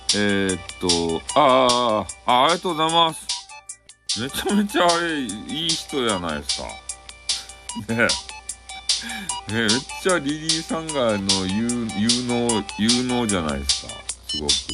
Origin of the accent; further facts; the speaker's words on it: Fukuoka, Japan; accent: Hakata-ben; 俺の博多弁